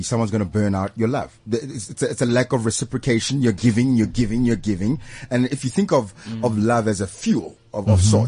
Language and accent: English; South Africa; as a South African, as a young man.